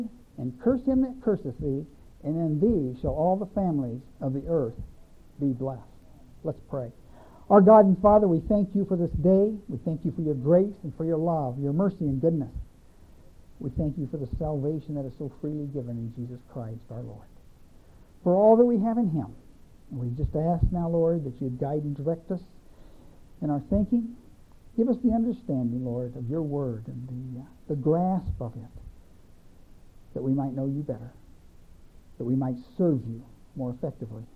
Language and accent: English; North Missouri, United States; I'm from North Missouri, and that's where I was raised